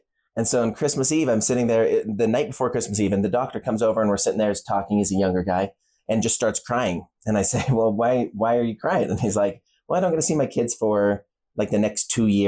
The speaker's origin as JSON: {"language": "English", "region": "Utah", "country": "United States", "tie": "born or raised there", "said": "I'm born and raised in Utah. I'm an attorney out of Utah. Yeah. Spent my entire life here"}